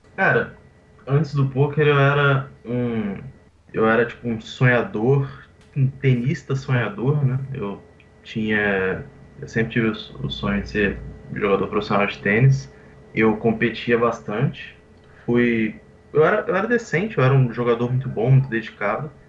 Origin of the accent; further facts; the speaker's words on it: Vitória, Espírito Santo, Brazil; also born or lived in Teresina, Piauí; eu nasci no Piauí, Teresina, só que com um ano de idade, mais ou menos, meus pais eles foram para Vitória